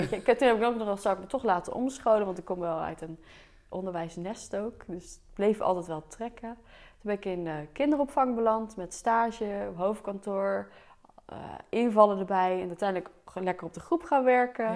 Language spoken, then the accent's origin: Dutch; Delft, South Holland, Netherlands; ik kom dus uit Delft, dus ik heb hier ook op de middelbare school gezeten